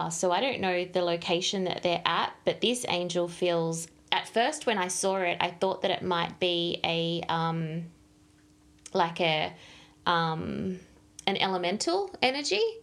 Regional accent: Melbourne, Victoria, Australia; I'm from Melbourne.

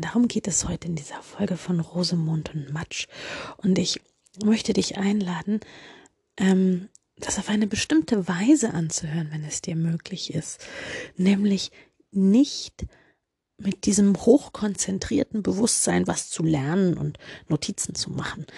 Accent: Germany; als Deutsche

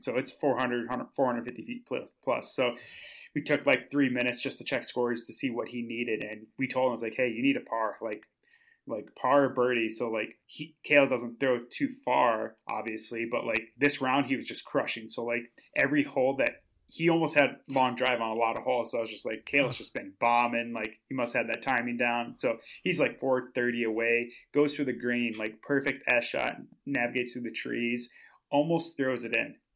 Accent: Minnesota, United States; moved away; I'm, I'm from Minnesota, so, like, that's where I used to live

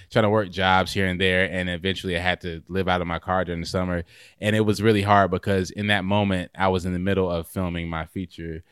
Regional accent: Raleigh, North Carolina, United States; now in Clayton, United States; I'm from, originally from Raleigh, North Carolina. Um, I grew up there and then moved to Clayton

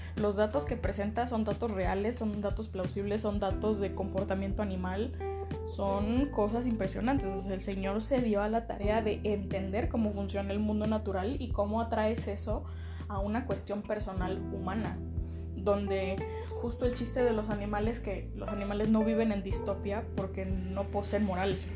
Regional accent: Mexico; la categoría en la que caigo mejor es en que soy mexicana

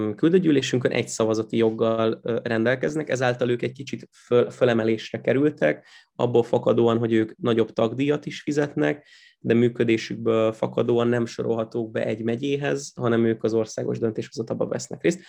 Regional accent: Pécs, Baranya, Hungary; moved away as an adult; Én Pécset születtem, meg ott, ott is nőttem föl, meg a legutóbbi időkig ott is laktam

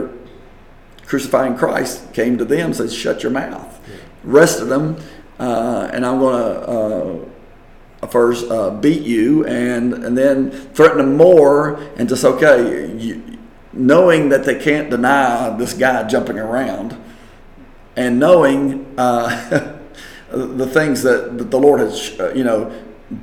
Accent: West Virginia, United States; moved away; up to West Virginia, up to my hometown

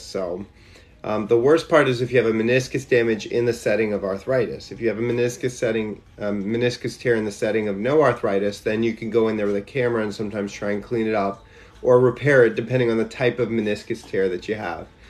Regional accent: Louisiana, United States; moved away; also born or lived in Shreveport / New Orleans; I grew up in Louisiana

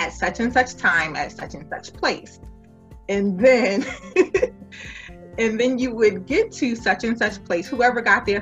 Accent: New York City, New York, United States; I was born and raised in New York, Brooklyn specifically

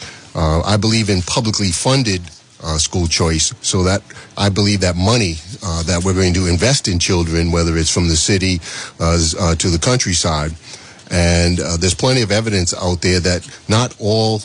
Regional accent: Providence, Rhode Island, United States; I'm from Providence, born and raised, fourth generation.

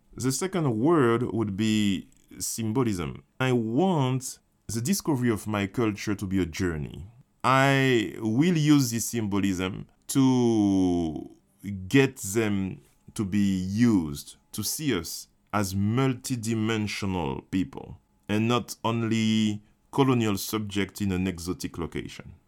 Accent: Martinique; I grew up in Martinique

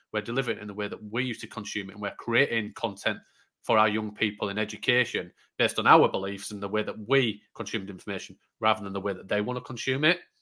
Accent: Yorkshire and the Humber, United Kingdom; I'm from Yorkshire, still love it

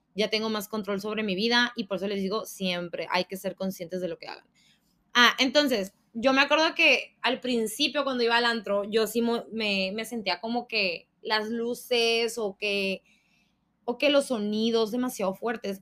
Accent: Sonora, Mexico; soy sonorense y nosotros gritamos

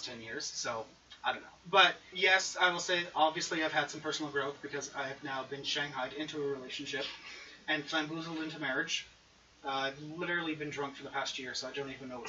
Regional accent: Quebec, Canada; I'm Canadian

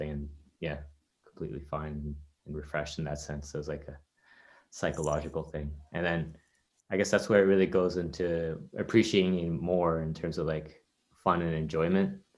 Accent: Canada; I'm Canadian.

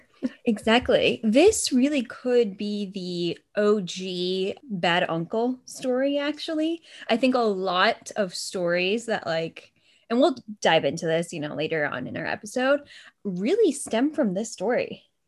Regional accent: Massachusetts, United States; we are from Massachusetts because we know how to pronounce Gloucester

